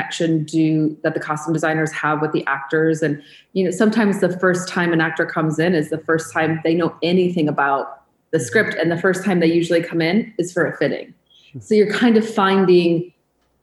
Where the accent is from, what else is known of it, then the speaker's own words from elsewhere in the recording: Michigan, United States; moved away as an adult; also born or lived in New York; I grew up in Michigan